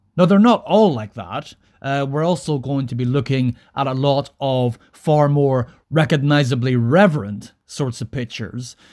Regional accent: Northern Ireland, United Kingdom; I grew up in Northern Ireland throughout the 1980s and the 1990s.

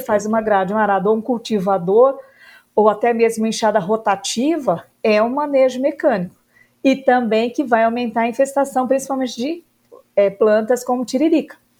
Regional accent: Uberlândia, Minas Gerais, Brazil; moved away as an adult; also born or lived in Lavras / Jaboticabal; now in Brasília, Brazil; Eu comecei a minha atividade, a minha vida no Cerrado, que é Uberlândia, que é a região do Triângulo Mineiro, Cerrado

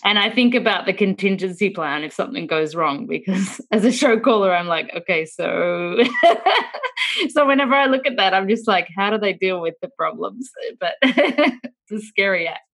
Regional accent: Australia; being Australian

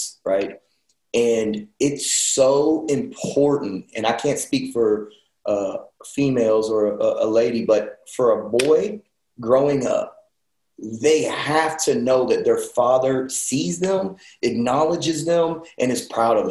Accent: Elgin, Texas, United States; I grew up in Elgin, Texas. All my years of school, I went there.

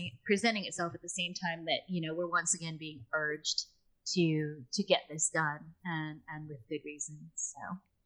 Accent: United States; accent: American; now in United Kingdom; I am from America.

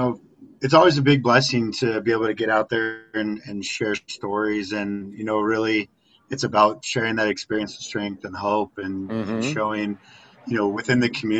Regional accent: Littleton, Colorado, United States; also born or lived in Lakewood, Colorado; I'm Colorado native, born and raised in the Littleton, Lakewood, kind of metro area

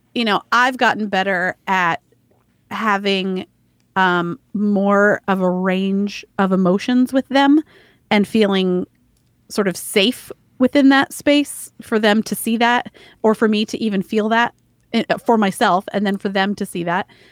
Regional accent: the South, United States; growing up in the South

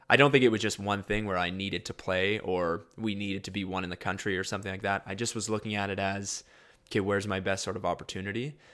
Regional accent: Winnipeg, Manitoba, Canada; Um, obviously, I'm from Winnipeg, so there's kind of that draw there. My dad graduated from University of Manitoba.

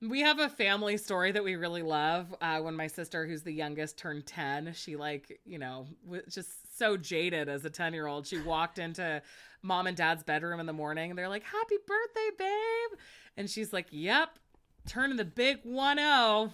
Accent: Monterey Bay, California, United States; I'm from the Monterey Bay, and kelp is one of our most proud things that we have there.

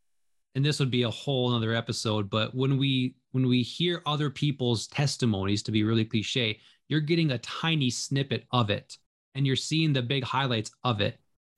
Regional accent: Minnesota, United States; also born or lived in Pennsylvania; So growing up, my parents demonstrated faith all the time. We moved out to Minnesota from Pennsylvania, and my dad had this job and only the promise that our family wouldn't starve and we would be loved.

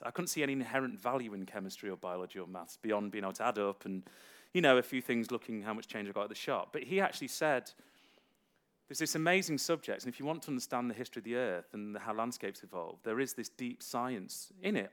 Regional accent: Derby, East Midlands, United Kingdom; a city college I attended in uh, in my hometown of Derby

